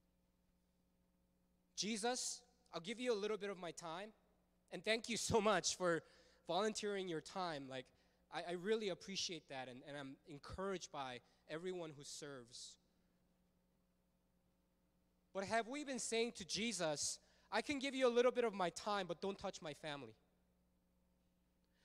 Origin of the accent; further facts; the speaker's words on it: Fullerton, California, United States; also born or lived in Los Angeles, United States; I grew up in Fullerton. I went to Sunny Hills High School, go Lancers.